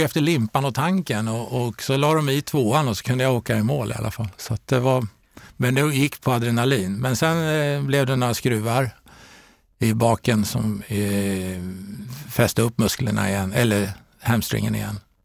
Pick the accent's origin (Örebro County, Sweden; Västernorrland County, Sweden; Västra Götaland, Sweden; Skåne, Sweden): Örebro County, Sweden; Örebro; moved away; also born or lived in Stockholm / Karlstad / Ljungsbro; jag är faktiskt född i Stockholm, uppväxt i eh, Örebro